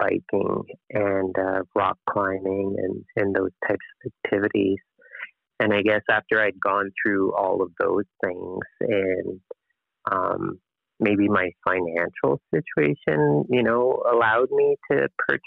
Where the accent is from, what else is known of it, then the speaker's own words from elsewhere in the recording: Fredericton, New Brunswick, Canada; I come from Fredericton, New Brunswick, which is a relatively small place in the Atlantic provinces